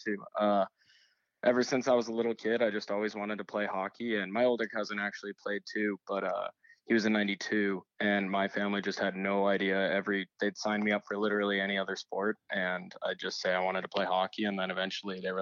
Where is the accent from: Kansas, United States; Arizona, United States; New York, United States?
Arizona, United States; the Valley; also born or lived in Pittsburgh; growing up in the Valley